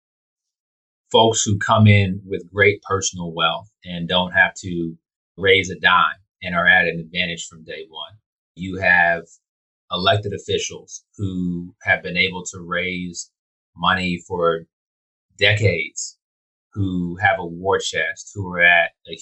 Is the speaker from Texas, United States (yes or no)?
yes; Houston, Texas, United States; I grew up right here in Houston